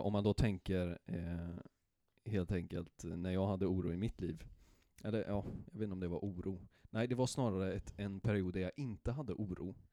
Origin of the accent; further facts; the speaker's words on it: Karlstad, Värmland, Sweden; jag är från Karlstad